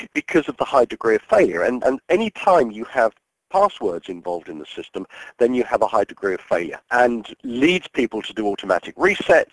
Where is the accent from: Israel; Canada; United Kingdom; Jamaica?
United Kingdom; I'm a British citizen.